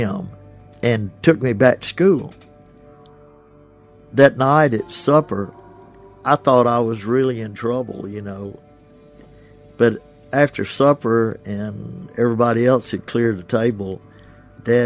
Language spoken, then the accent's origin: English; Ashland, Mississippi, United States; now in Oxford, United States; My hometown is Ashland, Mississippi